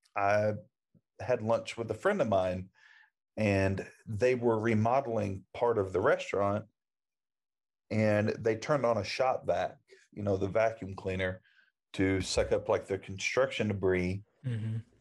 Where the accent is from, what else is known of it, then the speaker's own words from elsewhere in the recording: Oklahoma, United States; I grew up in Oklahoma.